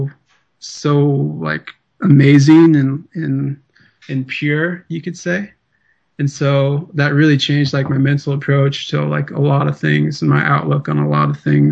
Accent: Southeast Alaska, United States; I'm Tlingit Indian from Southeast Alaska

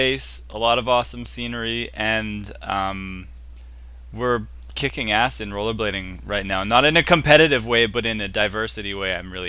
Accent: Kamloops, British Columbia, Canada; Kamloops. It's 4 hours outside of Vancouver.

